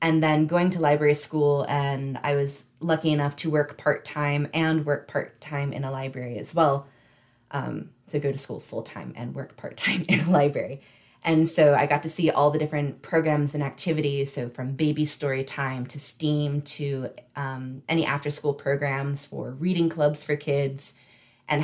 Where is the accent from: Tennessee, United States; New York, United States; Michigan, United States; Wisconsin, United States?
Tennessee, United States; Northeast; now in Charlotte County, United States; I grew up in Northeast Tennessee